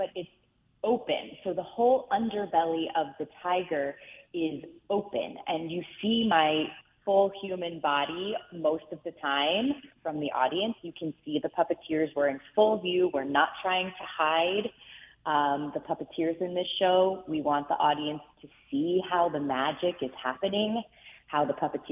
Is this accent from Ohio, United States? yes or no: no; Reisterstown, Maryland, United States; I was lucky enough to grow up in Reisterstown, Maryland, which is outside of Baltimore City